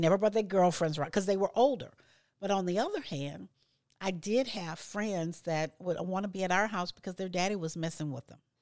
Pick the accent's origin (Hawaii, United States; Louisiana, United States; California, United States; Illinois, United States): Louisiana, United States; I grew up in Louisiana